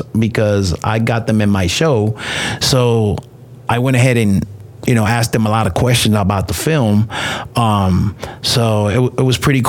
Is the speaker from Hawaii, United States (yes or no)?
no; New York, United States; now in Texas, United States; I'm from New York